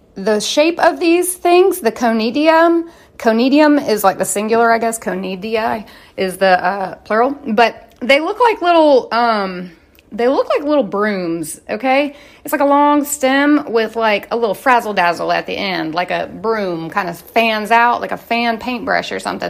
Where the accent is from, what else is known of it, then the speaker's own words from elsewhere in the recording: United States; I'm an American